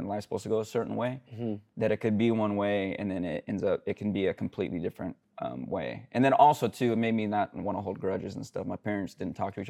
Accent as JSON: {"language": "English", "town": "Sacramento", "region": "California", "country": "United States", "tie": "born or raised there", "said": "Sacramento. Went to Natomas High School"}